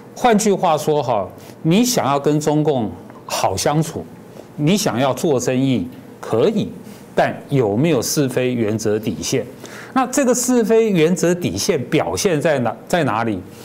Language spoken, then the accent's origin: Chinese; Taiwan; 我们既然在台湾，我们现在有个共同的国家叫，叫中华民国